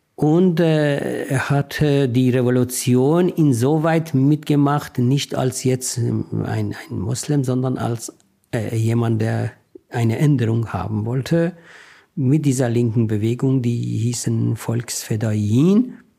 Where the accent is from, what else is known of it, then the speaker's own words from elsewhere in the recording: Iran; German is a second language; moved away as an adult; now in Germany; Ich bin, ich bin ein, ein Mensch mit deutschen Stärken und iranischen Schwächen